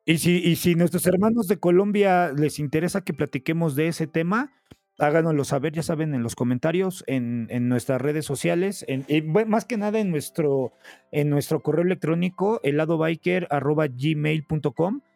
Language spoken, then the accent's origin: Spanish; Mexico; nuestra forma mexicana